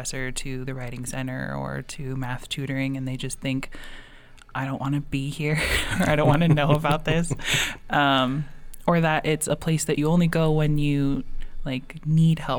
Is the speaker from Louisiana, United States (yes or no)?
no; San Diego and Los Angeles, California, United States; moved away as an adult; also born or lived in San Francisco, California; now in Tucson, United States; I'm originally from California. I most recently moved from San Francisco, but I grew up in San Diego and L.A.